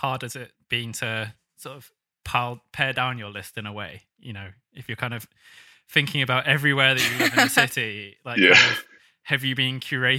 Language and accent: English; United Kingdom; going to New York as a Brit